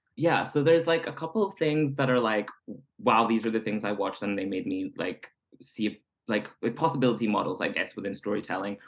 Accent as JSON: {"language": "English", "region": "Scotland", "country": "United Kingdom", "tie": "born or raised there", "moved": "yes", "said": "growing up queer in Scotland"}